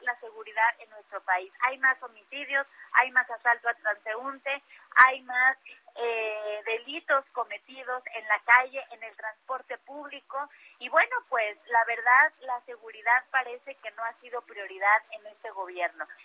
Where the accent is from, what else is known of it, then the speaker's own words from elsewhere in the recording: Mexico City, Mexico; en la alcaldía Cuauhtémoc, de donde soy parte